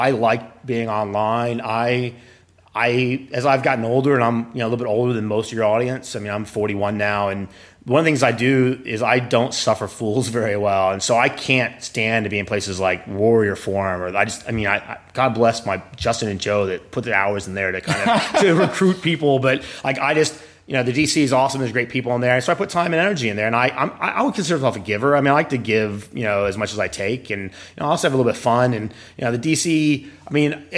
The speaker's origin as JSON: {"language": "English", "country": "Australia", "tie": "born or raised there", "also_born_or_lived": "Spain / Philadelphia, United States / Florida, United States", "moved": "yes", "lives_now": "Philippines", "said": "I was born in Spain and then grew up in Australia, then moved to America"}